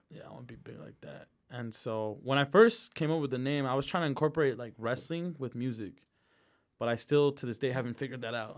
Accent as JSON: {"language": "English", "town": "Midvale", "region": "Utah", "country": "United States", "tie": "born or raised there", "said": "I grew up in Midvale"}